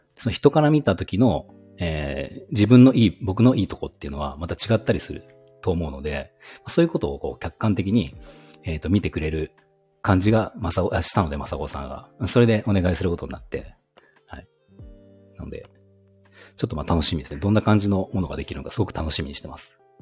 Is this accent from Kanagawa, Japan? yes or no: no; Aichi, Japan; also born or lived in Nagoya; 出身も愛知ですね